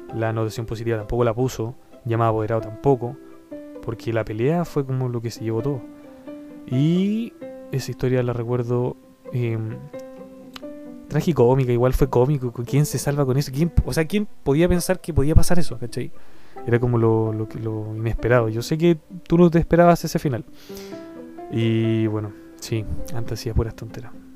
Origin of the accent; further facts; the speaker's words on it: Chile; Chile, de donde soy yo